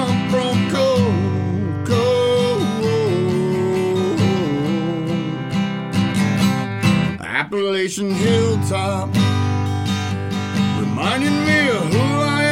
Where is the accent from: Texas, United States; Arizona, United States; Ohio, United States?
Ohio, United States; Hamden; A little place called Vinton County, Ohio